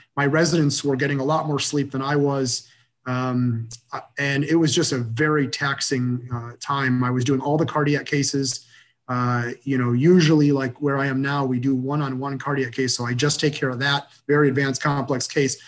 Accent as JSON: {"language": "English", "region": "Michigan", "country": "United States", "tie": "born or raised there", "also_born_or_lived": "Boston", "moved": "as an adult", "said": "kind of rooted person in, in my hometown. I, I have a very close knit family. You know, 70 first cousins very, very close knit group of people. And I knew without a doubt that I wanted to be in Michigan"}